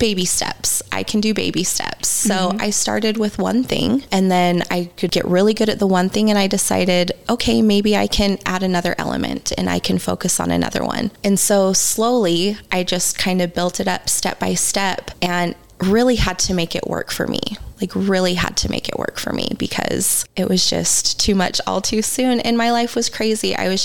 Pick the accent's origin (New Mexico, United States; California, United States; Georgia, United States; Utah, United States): Utah, United States; Growing up in Utah, religion is kind of a big thing here